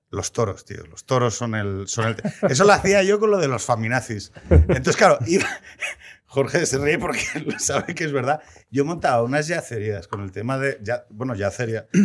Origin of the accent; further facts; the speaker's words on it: Gijón, Asturias, Spain; Yo de la, de la genuina, de Gijón.